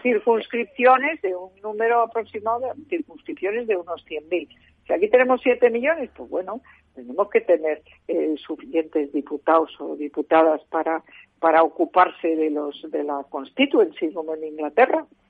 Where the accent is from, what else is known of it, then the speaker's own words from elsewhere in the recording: Community of Madrid, Spain; somos casi siete millones los madrileños